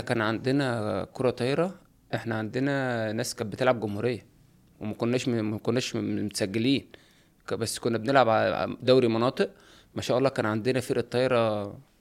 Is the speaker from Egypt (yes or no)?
yes; Sanafir, Qalyub district, Qalyubia, Egypt; أنا من صنافير مركز أليوب